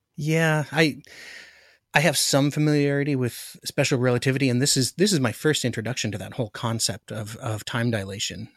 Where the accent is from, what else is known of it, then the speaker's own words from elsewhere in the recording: Alaska, United States; I grew up in Alaska